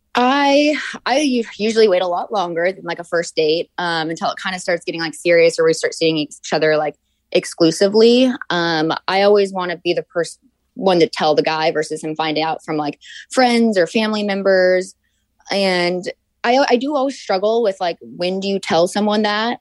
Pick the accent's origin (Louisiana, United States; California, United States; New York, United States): California, United States; Orange County; moved away as an adult; also born or lived in Atlanta, Georgia / North Carolina; I was actually born in Atlanta, Georgia, and then grew up in Orange County